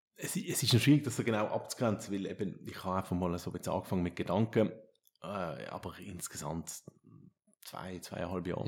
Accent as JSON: {"language": "German", "country": "Switzerland", "said": "bei uns in der Schweiz"}